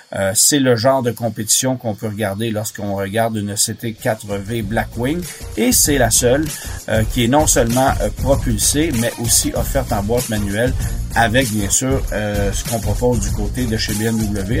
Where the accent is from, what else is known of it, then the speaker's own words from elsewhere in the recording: Canada; chez nous au Canada